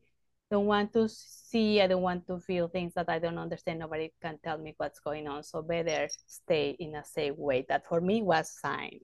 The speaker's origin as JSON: {"language": "English", "region": "Mexico City", "country": "Mexico", "tie": "born or raised there", "said": "I grew up in Mexico City. I was born in Mexico City, urban space."}